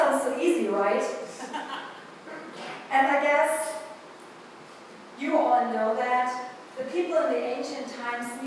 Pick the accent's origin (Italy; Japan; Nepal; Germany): Germany; accent: German; English is a second language; moved away as an adult; now in Westfield, United States; I'm a pastor from Germany, moving a couple years ago to Westfield, Ohio. So you will hear probably this morning a sermon with a little bit German accent